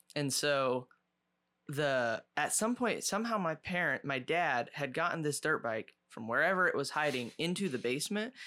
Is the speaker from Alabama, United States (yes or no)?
no; Ohio, United States; moved away; we grew up in Ohio, out in the country